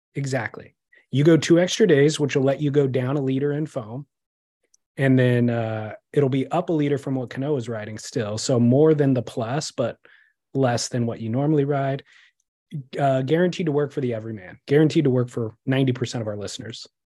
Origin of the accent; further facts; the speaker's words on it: California, United States; I am American or Californian